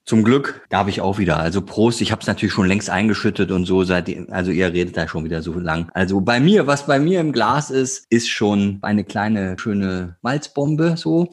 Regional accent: Northern Germany, Germany; Ich jetzt als Norddeutscher

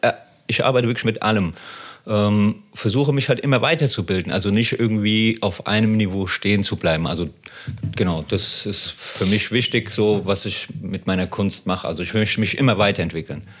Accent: Frankfurt am Main, Hesse, Germany; ich komme aus Frankfurt am Main Höchst

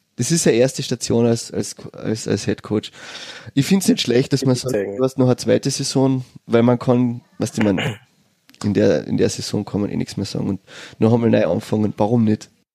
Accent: Villach, Carinthia, Austria; Ich bin in Villach geboren

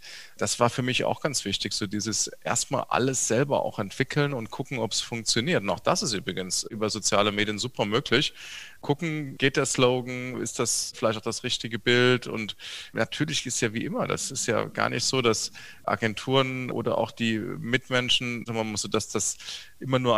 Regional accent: Saarbrücken, Saarland, Germany; born there; Ich bin in Saarbrücken geboren. Ich bin heute auch Saarbrücker Oberbürgermeister.

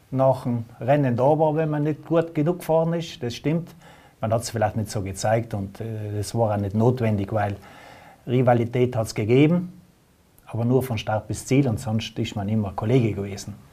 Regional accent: Trentino-Alto Adige, Italy; hat man bei uns in Südtirol gewusst, das, hat man, das weiß man in Italien.

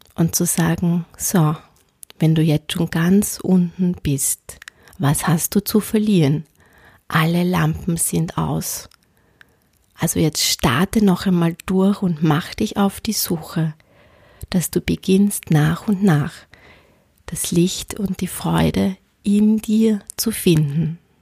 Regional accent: Austria; ich bin am Land aufgewachsen

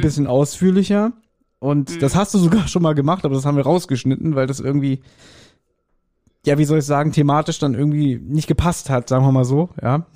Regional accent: Berlin, Germany; ich bin in Berlin geboren und ich lebe immer noch in Berlin

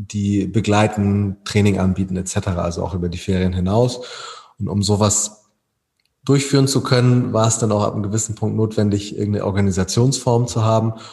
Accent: Hamburg, Germany; wir sind alle Hamburger Basketballer

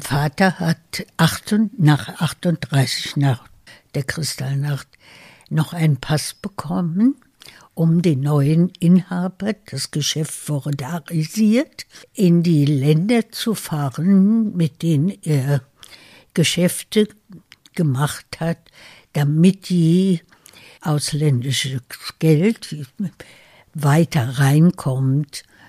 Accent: Berlin, Germany; moved away as an adult; also born or lived in United States; Es ist mein Berlin, das ich immer geliebt habe. Es ist meine Heimat. Äh, ich bin hier geboren, wir sind Deutsche

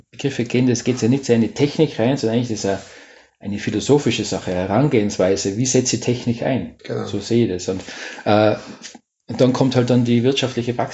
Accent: Tyrol, Austria; born there; Und ich glaube, wenn man jetzt an Holo denkt, so als, als gebürtiger Tiroler, was fällt dann da ein?

